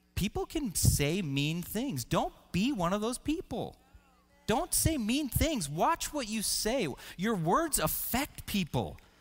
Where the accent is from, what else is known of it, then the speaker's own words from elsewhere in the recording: Washington, United States; I grew up in Washington State and I loved to hike